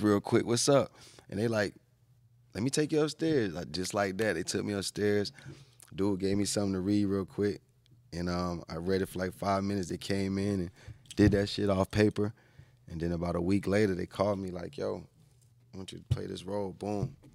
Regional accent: Atlanta, Georgia, United States; also born or lived in New York; I was born in New York, raised in Atlanta

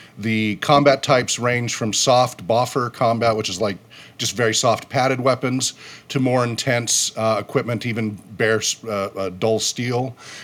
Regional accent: California, United States; also born or lived in Utah; I came from California, moved to Utah, was in a lot of other states

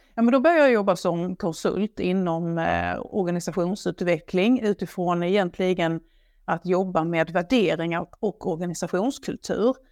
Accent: Blekinge, Sweden; jag kommer ju från Blekinge, det hör man ju när jag pratar

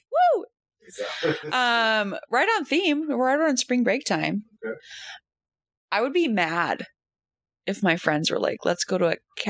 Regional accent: Minnesota, United States; I'm from the Midwest, grew up in Minnesota. In the cities, but I would go up north all the time to see my grandparents

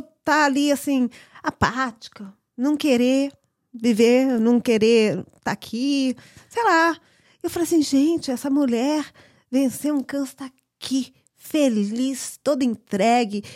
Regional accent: United States; nasci aqui nos Estados Unidos

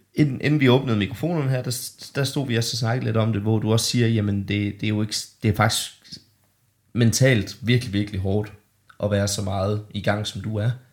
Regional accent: Denmark; mig og min lillebror David øh, boede hjemme i Bollerslev

